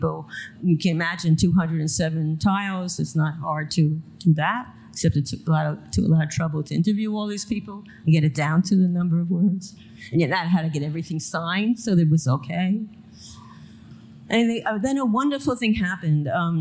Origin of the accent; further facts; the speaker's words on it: New York City, New York, United States; I grew up in Coney Island, which is the bottom of the line